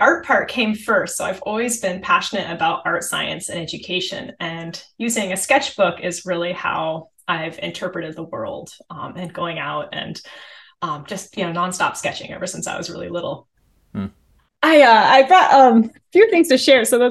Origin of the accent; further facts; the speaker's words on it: Seattle, Washington, United States; also born or lived in Minnesota; I grew up in Seattle